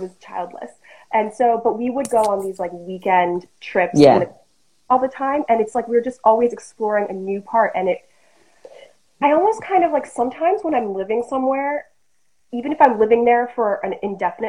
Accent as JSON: {"language": "English", "region": "New York", "country": "United States", "tie": "born or raised there", "said": "my mom grew up in New York and I grew up in New York and I'm in a suburb"}